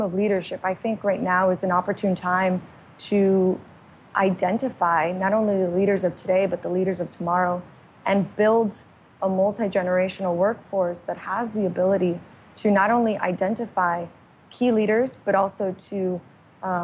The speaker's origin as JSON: {"language": "English", "town": "Miami", "region": "Florida", "country": "United States", "tie": "born or raised there", "said": "I was raised in Miami, Florida"}